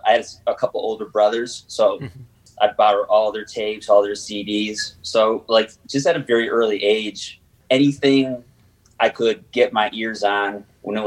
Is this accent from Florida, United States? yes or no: no; the Berkshires, Western Massachusetts, United States; I grew up in Western Massachusetts in the Berkshires.